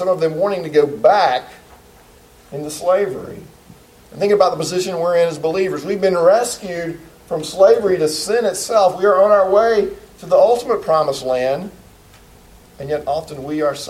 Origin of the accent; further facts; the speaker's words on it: United States; as an American citizen